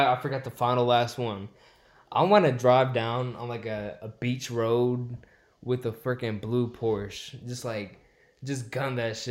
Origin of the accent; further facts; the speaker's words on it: Chennai, Tamil Nadu, India; now in United States; I'm from Chennai, India, south side next to the beach. And yeah, I've been in America for like 15 years.